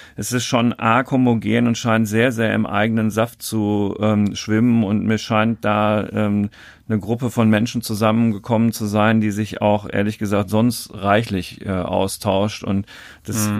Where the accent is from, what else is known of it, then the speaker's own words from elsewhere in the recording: Dortmund, North Rhine-Westphalia, Germany; ich äh, gebürtiger Dortmunder bin